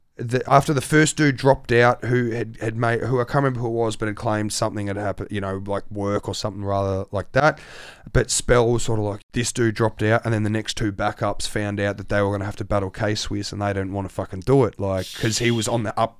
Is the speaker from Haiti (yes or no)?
no; Australia; holy shit, I've only ever seen this place on DVDs Australia. And I'm the Australian dude.